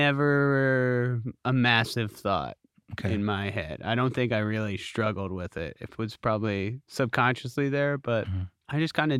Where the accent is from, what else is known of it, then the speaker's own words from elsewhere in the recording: Columbus, Ohio, United States; moved away as an adult; also born or lived in Pennsylvania; I was born in Columbus, Ohio. I'm sorry. Go Bucks, man. Raised in Columbus, Ohio. That was my formative years, and then I went to college in Pennsylvania, and then I immediately moved here, so I've been here for 12 years.